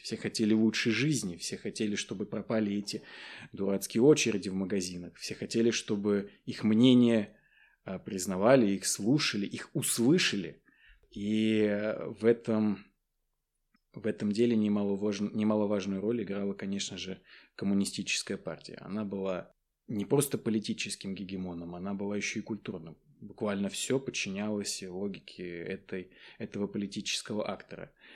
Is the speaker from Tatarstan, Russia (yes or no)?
yes; Naberezhnye Chelny, Tatarstan, Russia; moved away as an adult; первое высшее образование я получил в своем родном городе. Вот, я родом из Татарстана